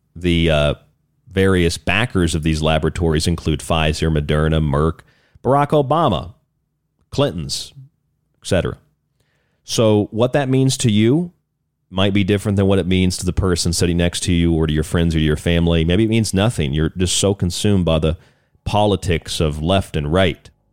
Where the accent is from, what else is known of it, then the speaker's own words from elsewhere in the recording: United States; I'm an American. I'm happy where I am in America